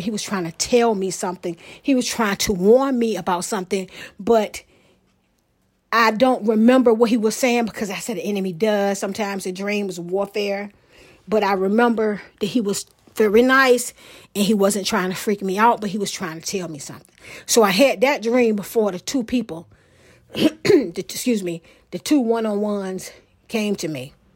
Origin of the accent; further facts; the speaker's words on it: Portsmouth, Virginia, United States; moved away; my hometown, Portsmouth, Virginia